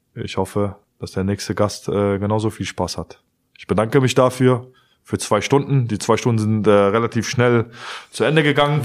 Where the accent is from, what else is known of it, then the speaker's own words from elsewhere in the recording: Cologne, North Rhine-Westphalia, Germany; ich bin halt Kölner und ich bin halt FC